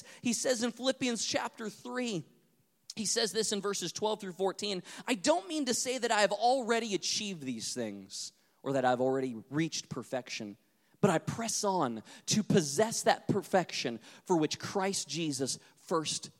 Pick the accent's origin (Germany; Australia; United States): United States; North Dakota; I grew up in North Dakota, close to the Canadian border